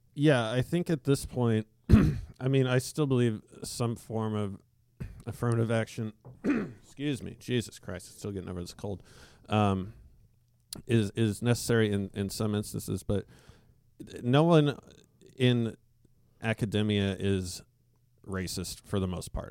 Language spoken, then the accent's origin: English; Alaska, United States; when I was growing up in Alaska